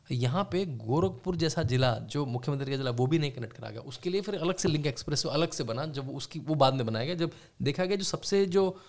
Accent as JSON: {"language": "Hindi", "town": "Moradabad", "region": "Uttar Pradesh", "country": "India", "tie": "born or raised there", "also_born_or_lived": "Rampur", "said": "मैं क्योंकि मुरादाबाद रामपुर में पला बड़ा हूँ वहाँ से मेरे माता जी पिताजी आते हैं"}